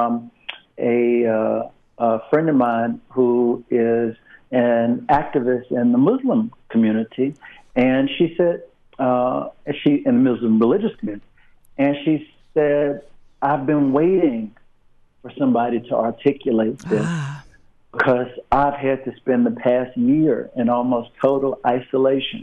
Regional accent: the South, United States; I say this as a Southerner first and foremost

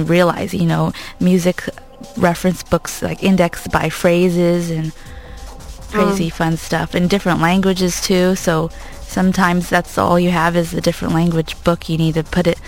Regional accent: Southern California, United States; I was born and raised in Southern California

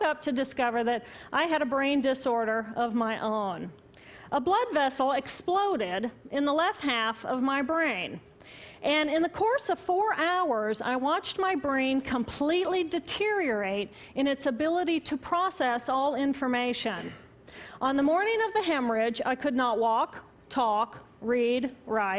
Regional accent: Indiana, United States; moved away as an adult; also born or lived in Boston; I moved from my home state of Indiana to Boston

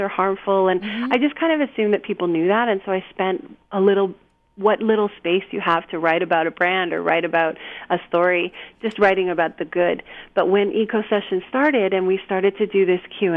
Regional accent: Canada; also born or lived in Japan; now in United States; I'm not originally from here. I'm from Canada

